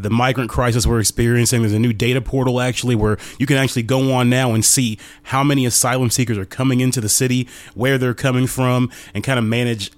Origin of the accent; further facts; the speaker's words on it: Ohio, United States; I grew up a kid in Ohio